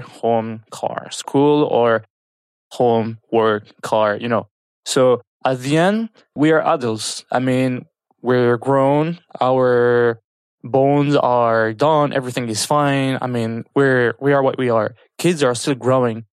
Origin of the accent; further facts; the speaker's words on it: France; moved away as an adult; now in Kuwait; I was born and raised in France